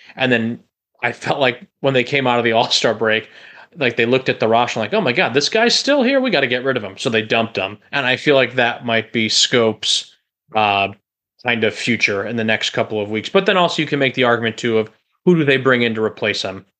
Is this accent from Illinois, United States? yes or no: yes; Chicago, Illinois, United States; moved away as an adult; now in Florida, United States; I'm from the Chicagoland area. I pretty much lived there my entire life up until these last few years when I, uh, moved to Florida.